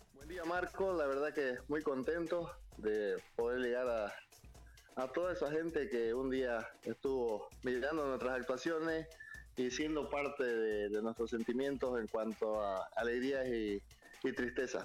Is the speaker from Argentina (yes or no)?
no; Bolivia; como boliviano